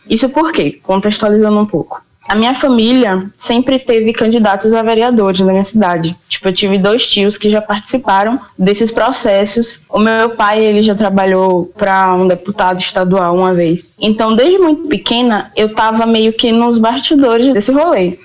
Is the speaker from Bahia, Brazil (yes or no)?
yes; Santo Estêvão, Bahia, Brazil; moved away; also born or lived in Feira de Santana; eu sou de Santo Estevão